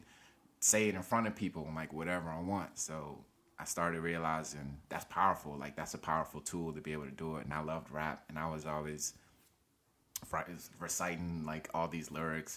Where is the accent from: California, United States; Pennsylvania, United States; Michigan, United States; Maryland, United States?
Maryland, United States; Silver Spring; also born or lived in Nigeria; I'm from Nigeria, West Africa, and I grew up in Silver Spring, Maryland.